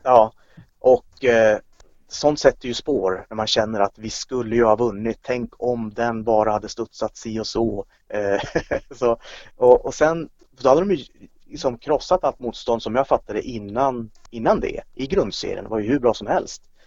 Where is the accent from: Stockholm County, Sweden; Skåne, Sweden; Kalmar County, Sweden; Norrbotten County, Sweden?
Norrbotten County, Sweden; Kiruna; now in Norrköping, Sweden; Jag är uppvuxen i Kiruna, det är visserligen 20 år sedan jag flyttade därifrån